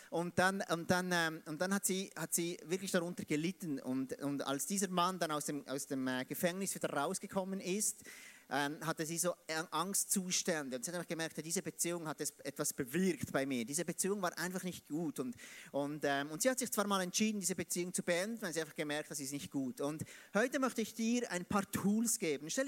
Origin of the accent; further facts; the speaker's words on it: Biel, Bern, Switzerland; Ich komme aus, aus Biel, Biel in der Schweiz. Und ich versuche heute Hochdeutsch zu, zu sprechen, wie es eben ein Schweizer sprechen kann.